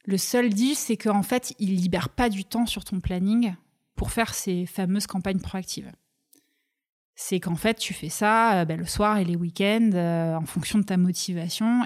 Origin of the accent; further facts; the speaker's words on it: Toulouse, Occitania, France; moved away as an adult; also born or lived in Pyrenees; je vais vivre avec ma mère à Toulouse jusqu'à mes 18 ans